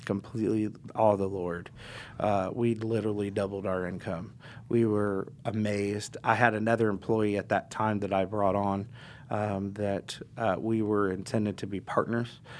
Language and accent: English; Indianapolis, Indiana, United States; also born or lived in Florida; I was born in Indianapolis and I was raised in Indianapolis